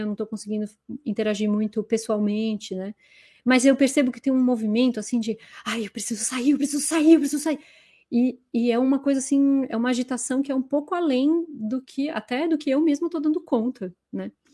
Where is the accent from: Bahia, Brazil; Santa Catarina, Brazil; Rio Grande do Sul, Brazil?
Santa Catarina, Brazil; Florianópolis; now in São Paulo, Brazil; o meu despertar para a arte se deu em Floripa, não foi aqui em São Paulo. Aqui em São Paulo foi um direcionamento só, mas em Floripa foi, né, estudei no instituto a vida inteira